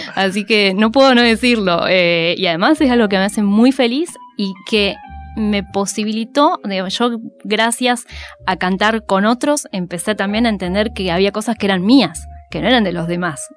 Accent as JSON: {"language": "Spanish", "town": "Bariloche", "region": "Río Negro", "country": "Argentina", "tie": "born or raised there", "also_born_or_lived": "Rosario", "moved": "as an adult", "lives_now": "Buenos Aires, Argentina", "said": "yo soy de Bariloche, eh, nací ahí en, cerca del lago Nahuelhuapi"}